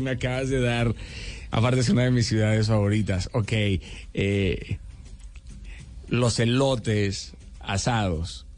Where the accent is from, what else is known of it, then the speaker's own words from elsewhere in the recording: Mexico; en México estamos acostumbrados así para servirle